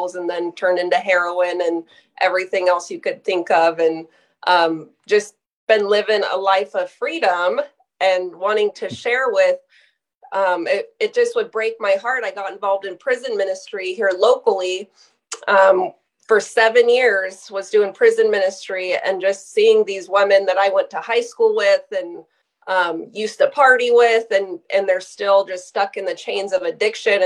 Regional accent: Sterling, Alaska, United States; also born or lived in Soldotna, Alaska; I was born here locally in Soldotna, Alaska, raised, went to high school here, grew up in Sterling

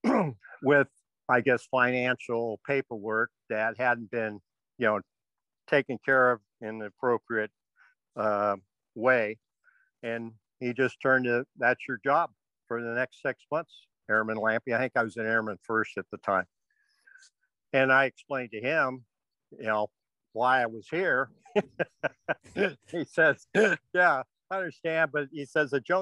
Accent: Silverdale, Washington, United States; moved away as an adult; I grew up in Washington State over in a place called Little Silverdale, Washington, not much littler anymore

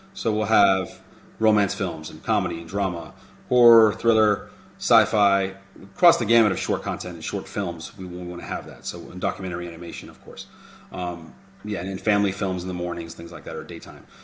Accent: Miami, Florida, United States; moved away as an adult; now in Los Angeles, United States; I grew up in Miami

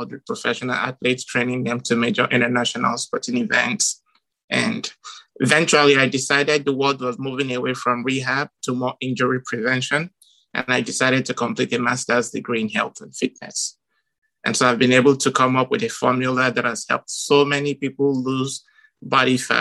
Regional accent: Nigeria; moved away; growing up in Nigeria, we always played soccer barefoot

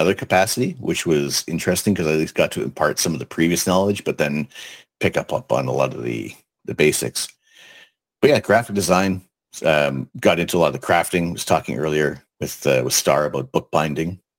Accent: Toronto, Ontario, Canada; moved away as an adult; also born or lived in Colchester, United Kingdom; born and raised in Toronto

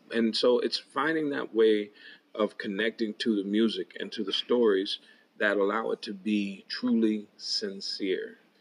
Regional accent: Waterloo, Iowa, United States; my hometown of Waterloo, Iowa

